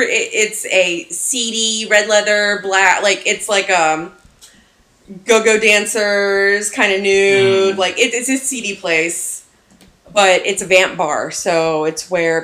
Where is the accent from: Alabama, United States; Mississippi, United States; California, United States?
Alabama, United States; born or raised there